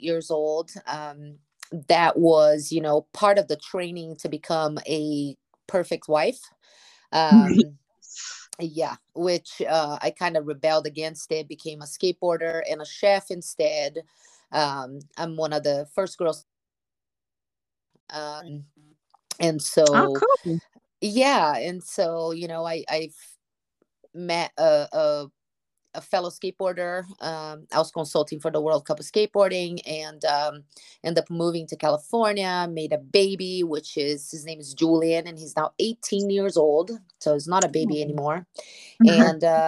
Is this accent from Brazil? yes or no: yes; Brazil; now in United States; I'm originally from Brazil, and I've been in the United States for 19 years now